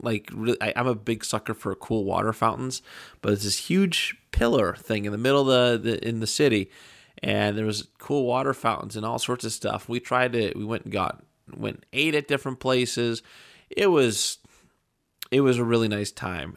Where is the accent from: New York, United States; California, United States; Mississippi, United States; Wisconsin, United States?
New York, United States; Buffalo; we're from Buffalo